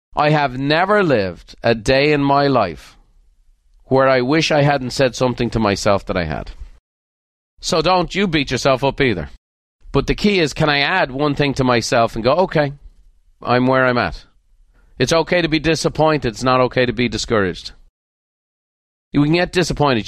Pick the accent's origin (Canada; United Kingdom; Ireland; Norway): Ireland; now in United States; I was born in Ireland